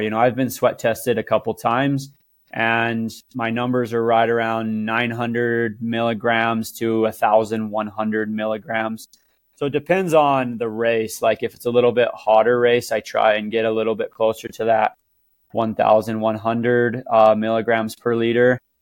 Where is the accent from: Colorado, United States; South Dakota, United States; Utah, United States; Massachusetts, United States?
Utah, United States; Cedar City; I'm from Cedar City, Utah